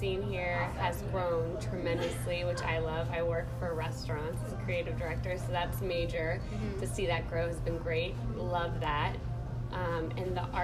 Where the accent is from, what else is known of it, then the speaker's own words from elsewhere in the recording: Virginia, United States; moved away as an adult; now in Washington, D.C., United States; I was born and raised in Virginia